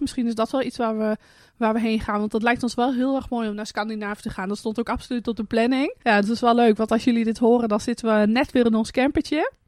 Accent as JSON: {"language": "Dutch", "town": "Hardenberg", "region": "Overijssel", "country": "Netherlands", "moved": "yes", "lives_now": "Friesland, Netherlands", "said": "dat we in Friesland zitten, want we komen dan zelf uit Hardenberg"}